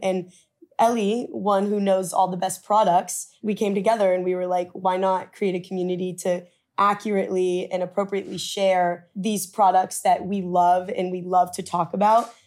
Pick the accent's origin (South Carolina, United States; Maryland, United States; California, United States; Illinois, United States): California, United States; Orange County; moved away as an adult; also born or lived in Midwest; now in New York, United States; where I grew up in Orange County